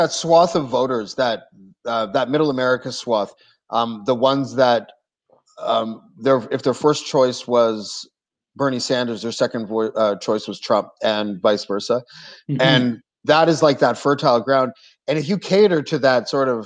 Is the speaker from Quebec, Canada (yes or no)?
yes; Montreal, Quebec, Canada; I was born in Montreal